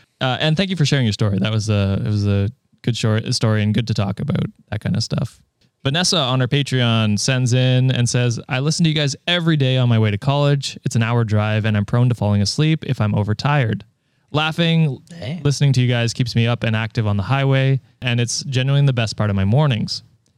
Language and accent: English; Ontario, Canada; Number one, yes, I am Canadian. Ontarian, in fact. God damn it.